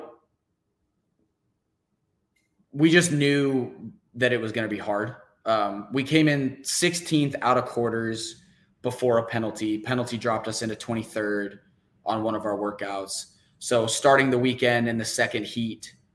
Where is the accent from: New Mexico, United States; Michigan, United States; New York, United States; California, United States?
New Mexico, United States; now in Houston, United States; So I'm out in Houston. If we're talking where I'm from, I'm actually originally from New Mexico.